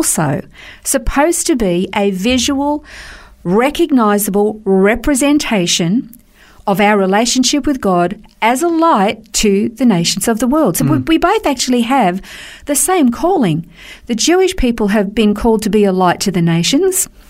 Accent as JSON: {"language": "English", "country": "Australia", "said": "We're Australian"}